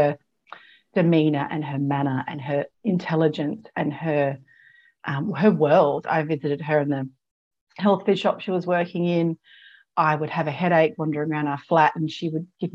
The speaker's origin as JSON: {"language": "English", "region": "South Australia", "country": "Australia", "tie": "born or raised there", "also_born_or_lived": "Adelaide / London / Canada", "said": "I'm South Australian born. I was back in Adelaide, and I'd left by 21. So I was off traveling by 21. So in a couple of years out of school. So I didn't, and I'd grown up in a country town"}